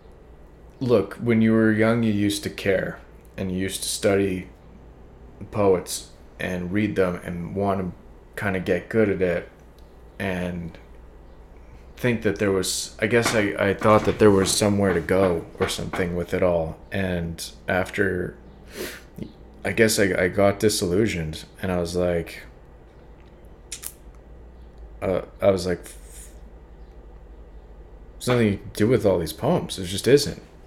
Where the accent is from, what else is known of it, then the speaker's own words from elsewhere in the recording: Calgary, Alberta, Canada; moved away as an adult; now in Toronto, Canada; I moved up to this city that was way bigger than Calgary, where I grew up